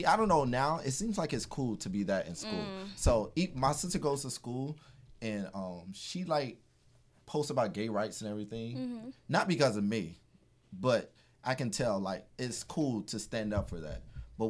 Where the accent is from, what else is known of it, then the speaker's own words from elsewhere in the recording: Miramar, Florida, United States; I grew up in Miramar